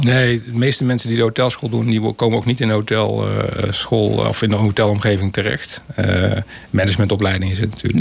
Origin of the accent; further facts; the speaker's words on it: Breda, North Brabant, Netherlands; also born or lived in Terheijden; op mijn eerste ben ik verhuisd naar Prinsenbeek. Inmiddels is dat geannexeerd en is onderdeel van Breda. Maar ik heb inderdaad in Breda mijn leven vertoe, ja, geleefd.